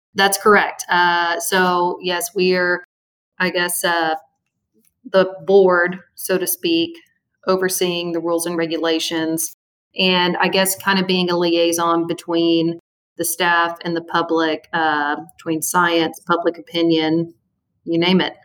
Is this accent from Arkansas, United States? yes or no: yes; Little Rock, Arkansas, United States; I'm from Little Rock, Arkansas, born and raised in the natural state of Arkansas.